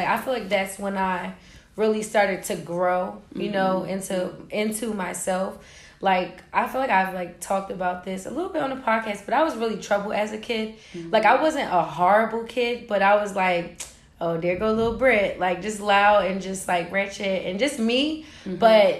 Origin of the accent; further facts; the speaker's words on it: New Jersey, United States; sixth grade, yeah, when I first moved to Jersey. Mm-hmm. And we're 23 now.